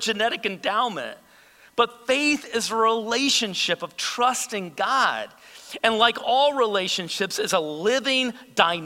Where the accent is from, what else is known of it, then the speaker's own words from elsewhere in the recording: United States; as American believers